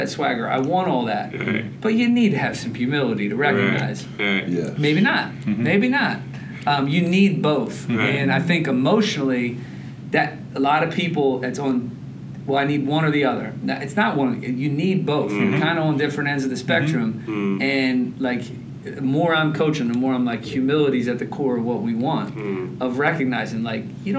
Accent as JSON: {"language": "English", "town": "Pitman", "region": "New Jersey", "country": "United States", "said": "I'm from Pittman."}